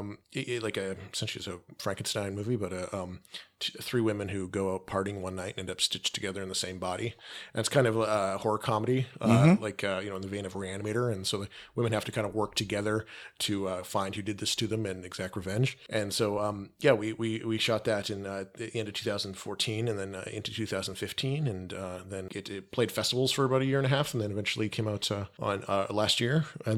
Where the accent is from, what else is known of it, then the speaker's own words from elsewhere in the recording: Calgary, Alberta, Canada; shot about an hour south of where I grew up in just outside of Calgary.